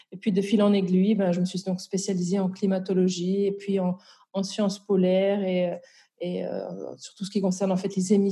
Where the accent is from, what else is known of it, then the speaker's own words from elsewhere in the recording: Val-de-Travers, Neuchâtel, Switzerland; moved away as an adult; also born or lived in Bordeaux, France; now in Brussels, Belgium; donc je suis à l'origine euh, suisse, donc je viens du Val de Travers.